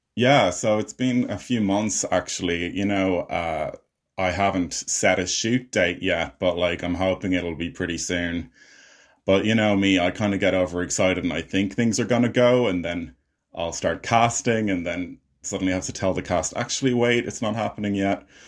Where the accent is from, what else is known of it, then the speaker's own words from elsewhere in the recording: Ireland; I'm an Irish filmmaker and actor